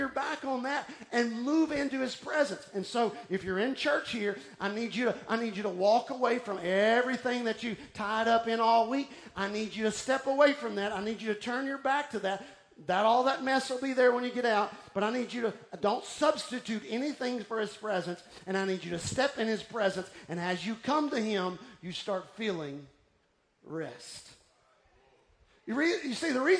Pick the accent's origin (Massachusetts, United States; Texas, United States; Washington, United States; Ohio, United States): Texas, United States; Houston; moved away as an adult; also born or lived in Austin, Texas; now in Golden Triangle, Texas, United States; I was raised in Houston, then I lived in Austin, and then I came to this area